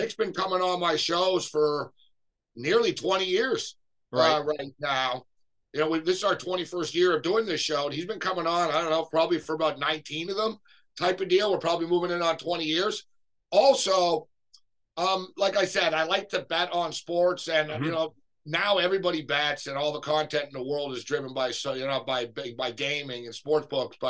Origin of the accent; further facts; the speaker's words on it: Montreal, Quebec, Canada; I grew up in Montreal